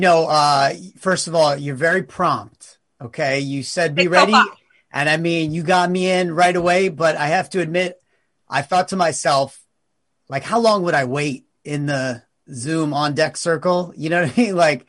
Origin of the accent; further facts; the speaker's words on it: East Coast, United States; also born or lived in New York City; now in Los Angeles, United States; I've been in LA, I think maybe 6 years. So I'm originally from the East Coast, but I was in New York City before I moved here.